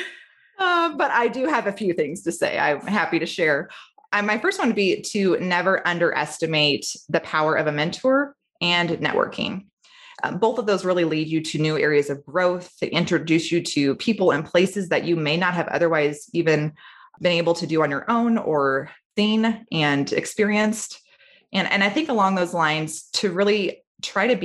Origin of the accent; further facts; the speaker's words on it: Treynor, Iowa, United States; I grew up in Trainer.